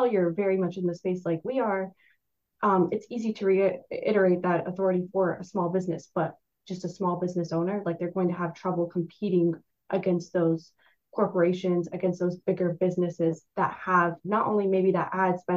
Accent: Florida, United States; also born or lived in New York; now in Washington, D.C., United States; I grew up in Florida. So when I moved to New York

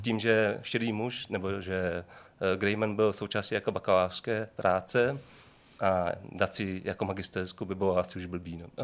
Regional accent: Šenov, Moravian-Silesian Region, Czechia; also born or lived in Brno; pocházím ze Šenova, což je malý jako městečko vedle Ostravy

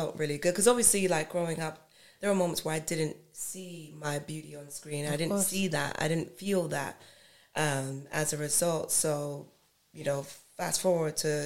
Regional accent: London, United Kingdom; moved away; also born or lived in United States; I grew up in East London

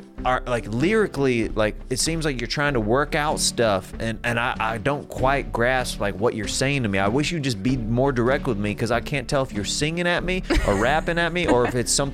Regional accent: Kansas, United States; I'm from Kansas. I have family in Mississippi.

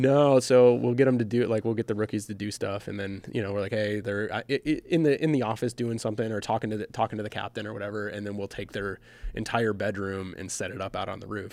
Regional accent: Michigan, United States; moved away; I grew up in Michigan

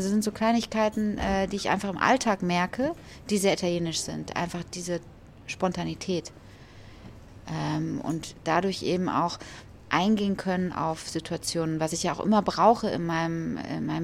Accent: Düsseldorf, North Rhine-Westphalia, Germany; also born or lived in Hesse; ich bin in Düsseldorf groß geworden bin aber eigentlich gebürtige Hessin. Ja? was man jetzt gar nicht mehr hört. Aber ähm, ich bin in Hessen geboren, bin aber dann relativ schnell mit meiner Mutter nach Düsseldorf gezogen.

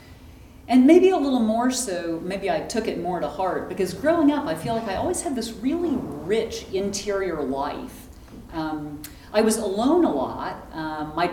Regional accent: Texas, United States; I grew up in Texas

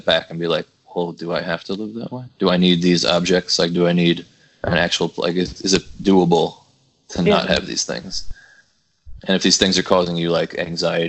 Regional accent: New Jersey, United States; moved away as an adult; now in Texas, United States; I was born in New Jersey

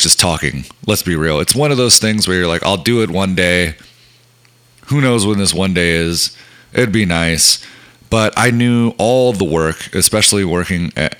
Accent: Texas, United States; moved away; we don't live in Texas, but we are from Texas

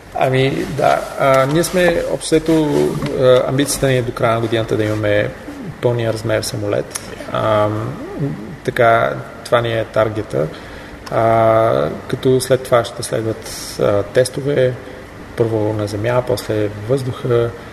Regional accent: Bulgaria; съм от България

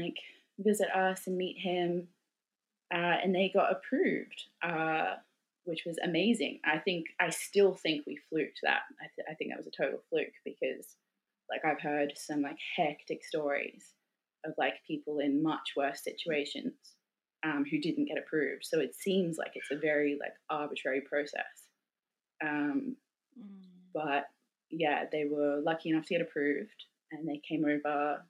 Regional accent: Australia; moved away as an adult; now in Sweden; my identity as a, as an Australian and what it meant to be an Australian

